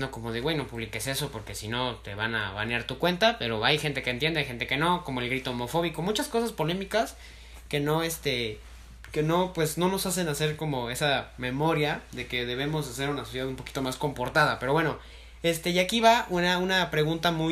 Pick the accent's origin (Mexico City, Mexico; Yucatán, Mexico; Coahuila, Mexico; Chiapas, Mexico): Mexico City, Mexico; Fíjate que dicen que también los chilangos hablamos con acento. No, no le encuentro. Aún no le encuentro el acento